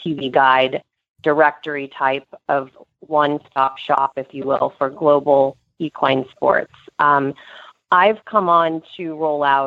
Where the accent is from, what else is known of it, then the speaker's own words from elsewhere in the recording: Texas, United States; now in New York City, United States; I grew up eventing in Texas